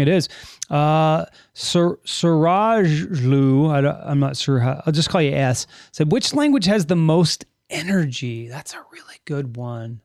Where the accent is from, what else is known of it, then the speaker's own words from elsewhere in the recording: Los Angeles, California, United States; I grew up in the San Fernando Valley